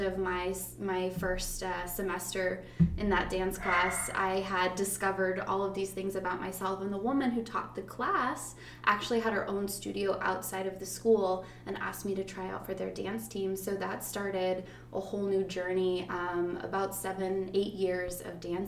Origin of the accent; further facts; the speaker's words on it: Arizona, United States; moved away as an adult; also born or lived in Austin, Texas; now in Tarpon Springs, United States; I grew up in Arizona. So I was not born there. I was actually born in Austin, Texas, but I grew up in Arizona. I spent from age 7 to 23 living in Arizona